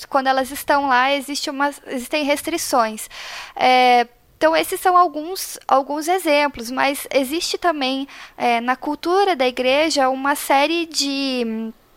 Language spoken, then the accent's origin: Portuguese; Paraná, Brazil; also born or lived in Curitiba; eu sou do Paraná, moro em Curitiba atualmente